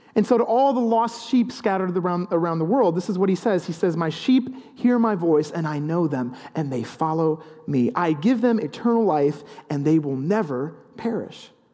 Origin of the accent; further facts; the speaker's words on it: the English countryside, England, United Kingdom; growing up in the English countryside, there are a lot of sheep